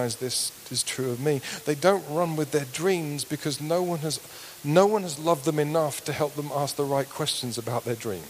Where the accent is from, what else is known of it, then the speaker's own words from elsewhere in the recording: United Kingdom; we're British